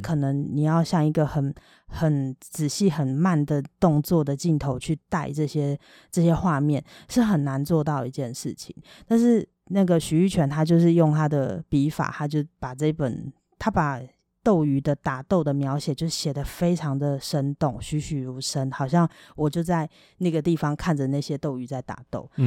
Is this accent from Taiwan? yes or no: yes; Taiwan; 我就是一个台湾人